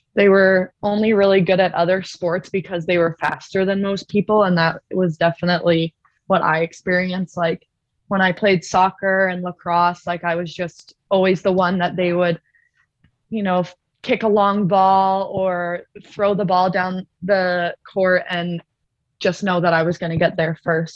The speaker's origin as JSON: {"language": "English", "region": "Ontario", "country": "Canada", "tie": "born or raised there", "moved": "as an adult", "said": "where I'm from, I'm from Ontario"}